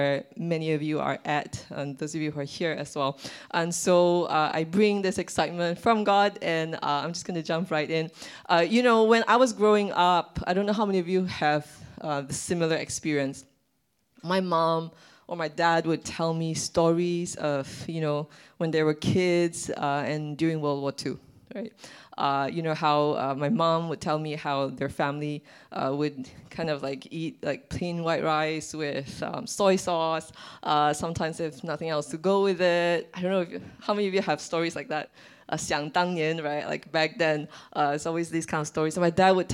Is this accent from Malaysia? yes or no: yes; Malaysia; I'm Malaysian